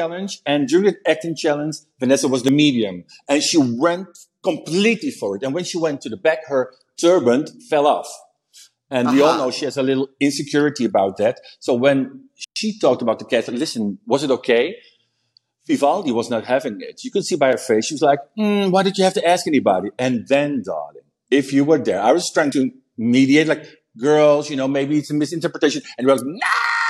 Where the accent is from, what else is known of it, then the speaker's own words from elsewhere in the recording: Chicago, Illinois, United States; Yes, bitch, I'm from Chicago.